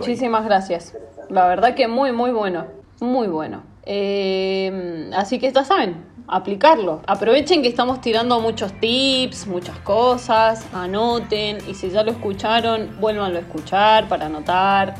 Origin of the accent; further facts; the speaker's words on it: Argentina; como buena argentina que soy